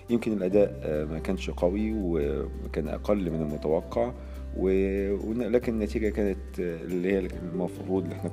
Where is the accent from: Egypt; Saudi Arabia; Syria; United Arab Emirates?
Egypt; لو انا بتكلم بما اني مصري بتكلم ان انا مهتم طبعا ان الفريق المصري او المنتخب المصري يفوز بالبطوله